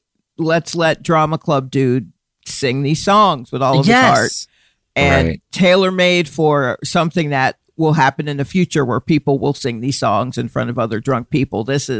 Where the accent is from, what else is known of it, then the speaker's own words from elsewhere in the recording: Stone Mountain, Georgia, United States; moved away as an adult; now in New York, United States; I grew up in Atlanta.